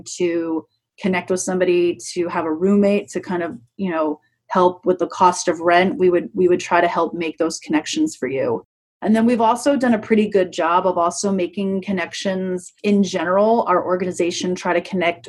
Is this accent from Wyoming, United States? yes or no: no; New York, United States; moved away as an adult; also born or lived in Prescott, Arizona; now in Tucson, United States; I'm originally from New York